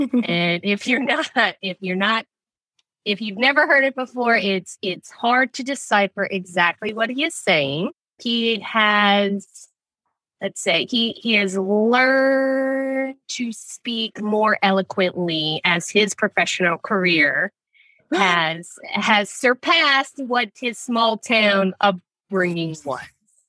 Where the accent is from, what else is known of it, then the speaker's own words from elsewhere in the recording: New Orleans, Louisiana, United States; Born and raised in New Orleans. Small town, big town feel.